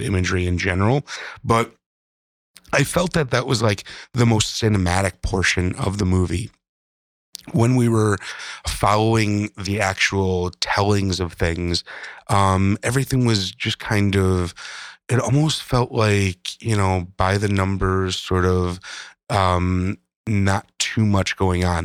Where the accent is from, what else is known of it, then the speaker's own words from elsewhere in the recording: Midwest, United States; being a Midwesterner